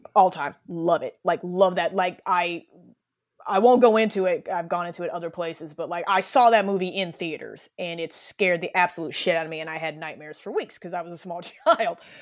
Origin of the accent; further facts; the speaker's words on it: United States; I'm an American